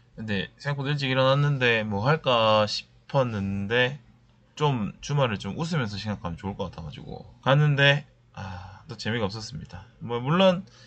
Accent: Busan, South Korea; now in Seoul, South Korea; 저는 사실 고향이 부산이니까

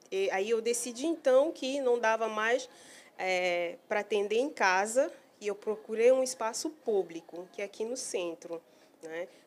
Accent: Cameroon; now in Manaus, Brazil; Eu vim de Camarões

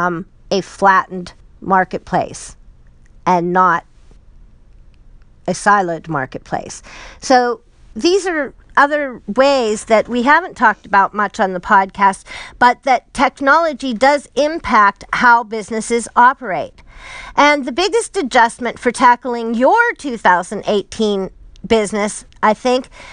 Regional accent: Pittsburgh, Pennsylvania, United States; I'm from Pittsburgh

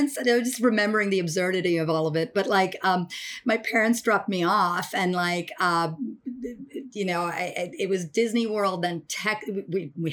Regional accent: Dubai, United Arab Emirates; moved away as an adult; also born or lived in Chennai, Tamil Nadu, India; now in United States; I was born in Tamil Nadu, in Madras, what was then Madras, Chennai now, in South India. But my most formative years were really spent in Dubai, in the United Arab Emirates.

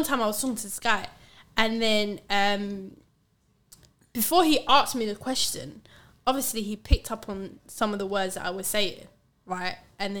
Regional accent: Mogadishu, Banaadir, Somalia; No, he knew I was from Mogadishu.

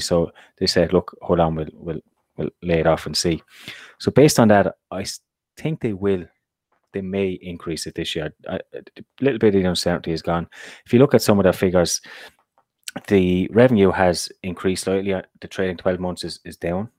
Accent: Ireland; from an Irish perspective, we've been hit massively now by Brexit

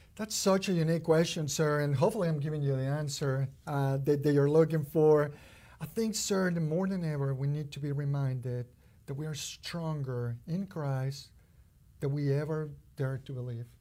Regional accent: Mexico City, Mexico; now in Kentucky, United States; growing up in Mexico

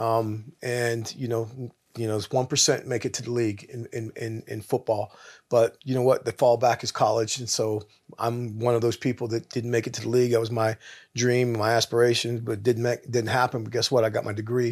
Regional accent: Pittsburgh, Pennsylvania, United States; I'm from Pittsburgh, Pennsylvania

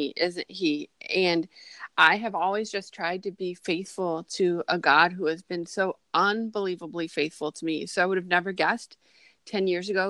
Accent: Grand Rapids, Michigan, United States; an international publisher that's located in Grand Rapids, Michigan, my hometown

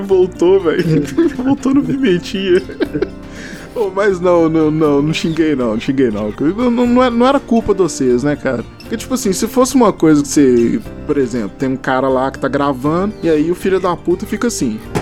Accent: Belo Horizonte, Minas Gerais, Brazil; eu sou daqui de BH, que eu sou de Minas

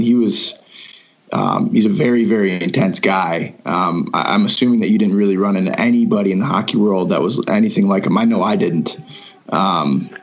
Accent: Fitchburg, Wisconsin, United States; now in Utah, United States; I grew up in Fitchburg, which is kind of the opposite end of town than you

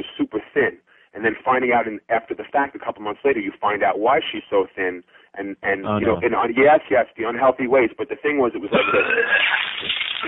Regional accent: New York, United States; moved away; I'm Italian from New York, you see, and I got a big family.

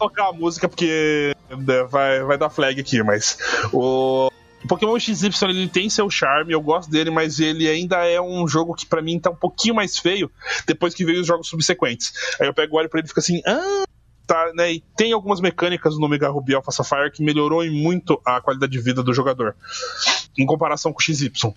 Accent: Curitiba, Paraná, Brazil; eu sou de Curitiba

